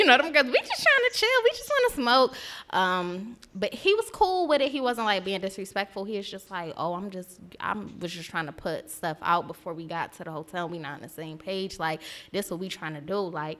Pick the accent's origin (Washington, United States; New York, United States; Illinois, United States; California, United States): New York, United States; New York City; He like, where are you from? I'm like, Brooklyn.